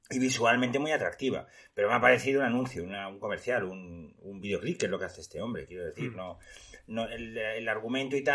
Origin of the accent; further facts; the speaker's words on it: Spain; para que veáis cómo somos los españoles, ¿eh?